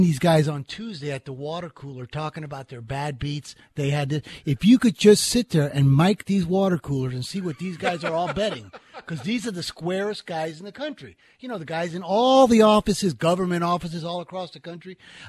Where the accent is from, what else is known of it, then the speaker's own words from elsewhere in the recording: Las Vegas, Nevada, United States; we're from Vegas